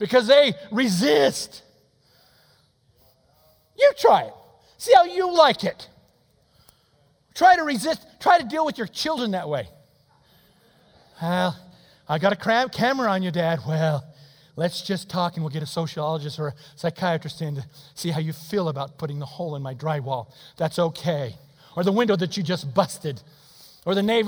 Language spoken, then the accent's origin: English; United States; I'm an American